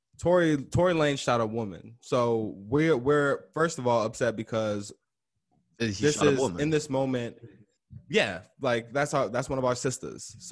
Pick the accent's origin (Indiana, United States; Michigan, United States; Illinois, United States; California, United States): Illinois, United States; Chicago; as a Chicagoan, bro, as a Southsider